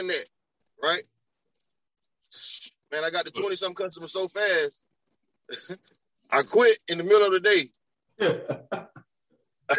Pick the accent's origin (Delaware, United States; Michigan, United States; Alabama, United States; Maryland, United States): Alabama, United States; moved away as an adult; now in Columbia, United States; I'm from Alabama, right? So, but I've been in Columbia